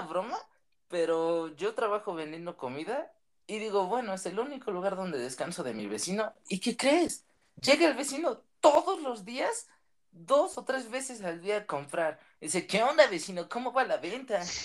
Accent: Maravatío, Michoacán, Mexico; soy de Marabatío, un pequeño pueblito que está en Michoacán.

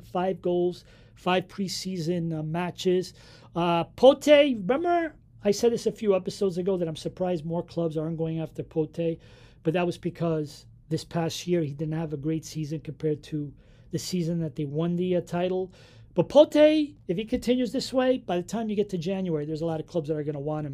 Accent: Portugal; moved away; my hometown

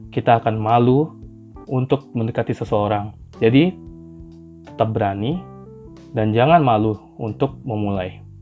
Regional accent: Pekanbaru, Riau, Indonesia; Aku sendiri berasal dari kota Pekanbaru, Provinsi Riau.

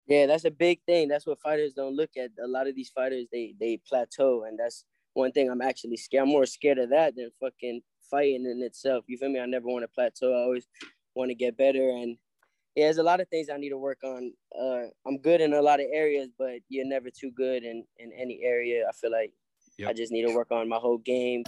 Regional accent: Hollywood, Florida, United States; also born or lived in New York; I, moved over here to Florida with my uh, mom and my brothers. I got three older brothers

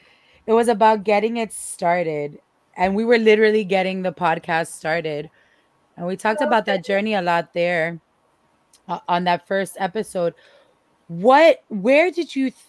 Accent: Miami, Florida, United States; I am from Miami and I am Cuban

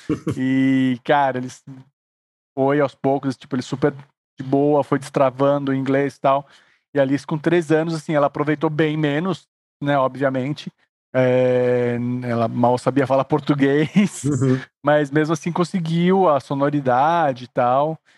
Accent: Suzano, São Paulo, Brazil; now in São Paulo, Brazil; eu não fui criado aqui em São Paulo, sou de Suzano

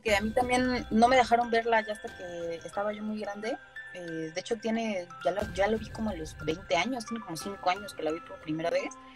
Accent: Mexico; mi país

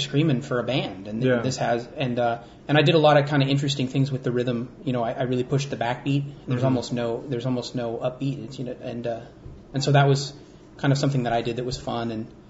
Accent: San Juan Bautista, California, United States; also born or lived in Maui, Hawaii / Santa Cruz, California; I was born on Maui and grew up in San Juan Batista and in Santa Cruz.

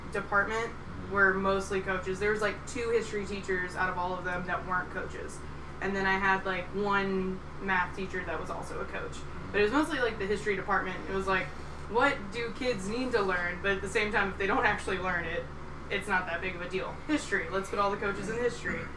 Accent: Texas, United States; I grew up in Texas

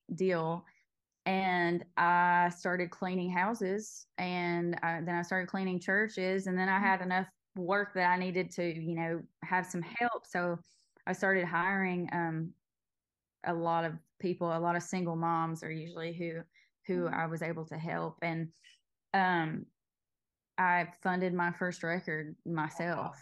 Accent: Knott County, Eastern Kentucky, United States; I grew up in Knott County

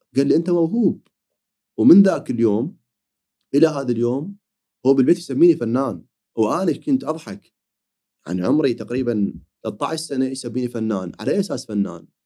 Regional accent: Iraq; عندنا بالعراق

